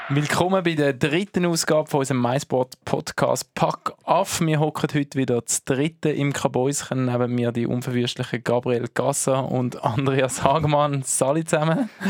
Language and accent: German; Herisau, Appenzell Ausserrhoden, Switzerland; auch mein Geburtsort